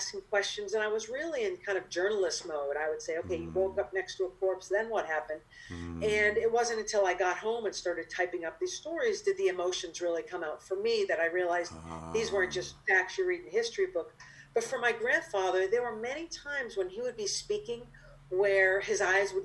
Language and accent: English; Cape Cod, Massachusetts, United States; moved away as an adult; now in New York, United States; I grew up on Cape Cod, like I said, and not that many Jewish people on Cape Cod